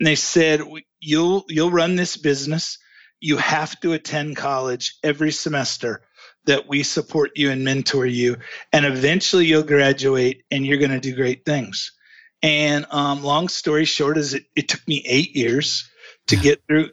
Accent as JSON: {"language": "English", "town": "Ozark", "region": "Missouri", "country": "United States", "tie": "born or raised there", "said": "In Ozark, Missouri, in the Ozark Mountains."}